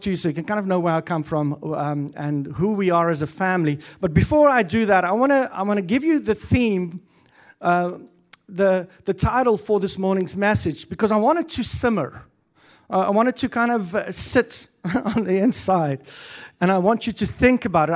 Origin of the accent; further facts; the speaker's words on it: South Africa; first language Afrikaans; English is a second language; moved away as an adult; now in Canada; I come from South Africa. Um, Moved to Canada when I was thirty years old